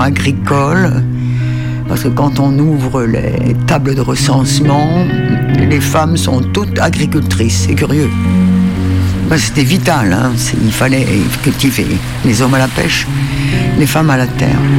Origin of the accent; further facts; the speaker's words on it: Île-de-Sein, Brittany, France; je suis originaire de l'île de Saint